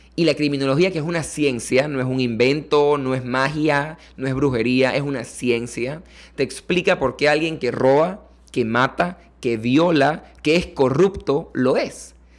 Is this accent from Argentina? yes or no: no; Panama; como panameño que quiere tener hijos y quiere una familia